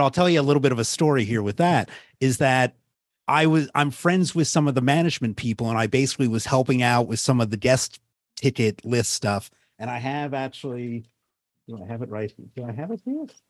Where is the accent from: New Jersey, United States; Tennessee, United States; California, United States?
New Jersey, United States; Jersey Shore; I grew up on the Jersey Shore